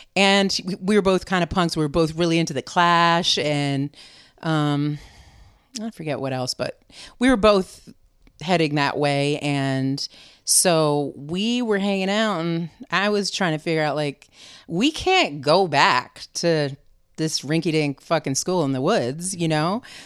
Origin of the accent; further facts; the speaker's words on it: Vermont, United States; also born or lived in New Hampshire / North Beach, San Francisco; now in San Francisco, United States; I was born in New Hampshire and raised in Vermont